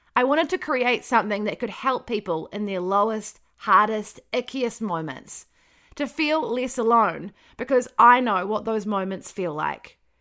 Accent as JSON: {"language": "English", "region": "Wellington", "country": "New Zealand", "also_born_or_lived": "Palmerston North", "moved": "as an adult", "said": "I'm from Wellington, so it was quite close to home"}